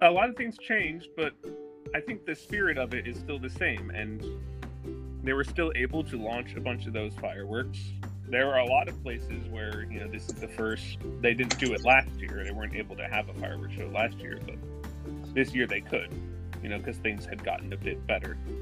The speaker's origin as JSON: {"language": "English", "region": "North Carolina", "country": "United States", "said": "I'm from North Carolina, but I'm actually currently in Florida."}